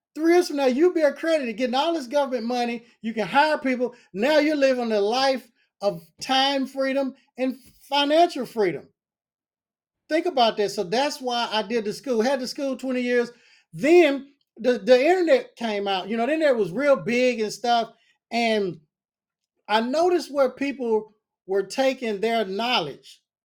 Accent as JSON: {"language": "English", "town": "Nashville", "region": "Tennessee", "country": "United States", "said": "I'm from Nashville, Tennessee"}